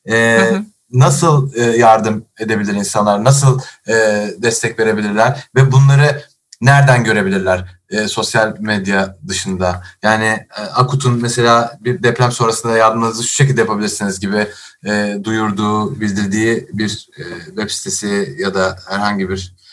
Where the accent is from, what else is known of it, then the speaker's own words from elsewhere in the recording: İzmir, Turkey; dışında ben de İzmirliyim. Ee, ben